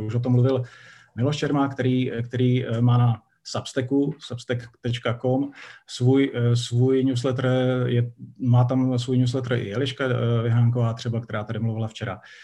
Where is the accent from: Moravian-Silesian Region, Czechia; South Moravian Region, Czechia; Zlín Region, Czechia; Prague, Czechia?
Moravian-Silesian Region, Czechia; Ostrava; moved away; dlouho jako jsem v Ostravě nebyl, je fajn se tam zase objevit, je to moje rodné město